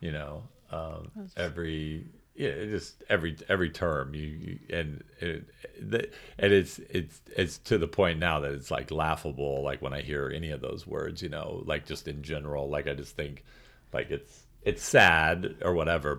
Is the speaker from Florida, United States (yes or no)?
no; St. Charles, Missouri, United States; I did feel like I was treated a lot like a foreign exchange student growing up in St. Charles, Missouri